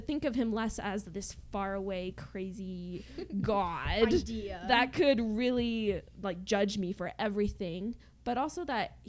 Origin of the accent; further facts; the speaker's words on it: Utah, United States; I'm from Utah.